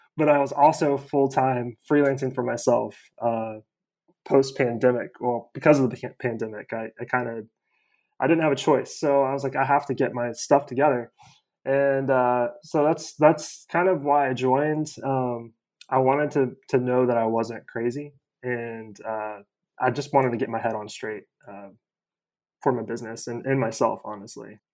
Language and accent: English; Kansas, United States; now in Atlanta, United States; I live in Atlanta, um, born and raised in Kansas